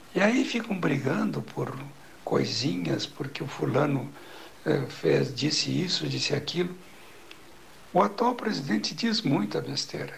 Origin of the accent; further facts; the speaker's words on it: Brazil; somos brasileiros e que nos orgulhamos de ser brasileiro